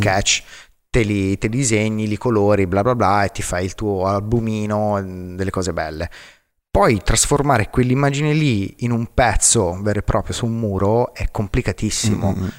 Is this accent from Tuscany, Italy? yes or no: yes; Arezzo, Tuscany, Italy; sono cresciuto ad Arezzo, la, la, patria dei cinghiali ringhiosi.